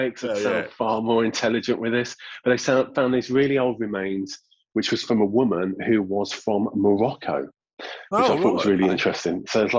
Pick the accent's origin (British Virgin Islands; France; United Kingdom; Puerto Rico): United Kingdom; Sutton Coldfield, West Midlands; also born or lived in Cornwall / London / Brighton; now in Eastbourne, United Kingdom; I'm from the Midlands originally myself as well.